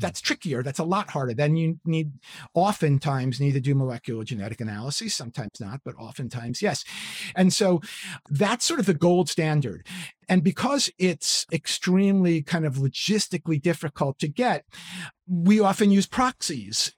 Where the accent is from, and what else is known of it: New York City, New York, United States; born or raised there; moved away